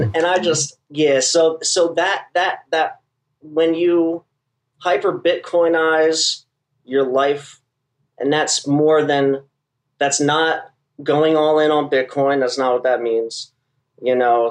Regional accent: Trenton, New Jersey, United States; also born or lived in Philadelphia, Pennsylvania; now in Florida, United States; Trenton, New Jersey, which is my hometown.

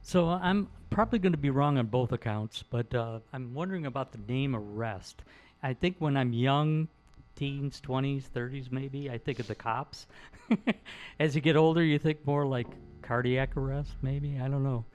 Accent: Detroit, Michigan, United States; I grew up in Detroit

